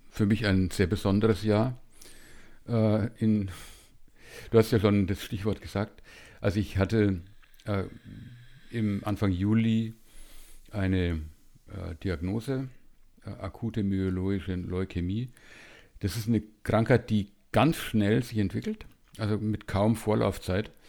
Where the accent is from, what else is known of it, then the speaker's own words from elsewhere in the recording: Bavaria, Germany; born there; now in Munich, Germany; Also ich bin in München und das seit äh, 38 Jahren, glaube ich. Also ein Wahlmünchner, gebürtiger Franke.